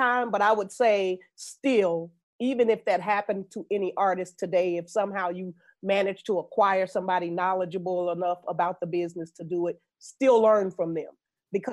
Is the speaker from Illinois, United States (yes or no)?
yes; Chicago, Illinois, United States; moved away as an adult; I come from Chicago, the West Side, Lawndale neighborhood.